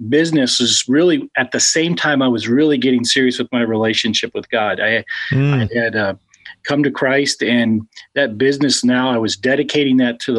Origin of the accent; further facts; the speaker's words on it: Colorado, United States; Well, and from Colorado, my dad was in a construction business there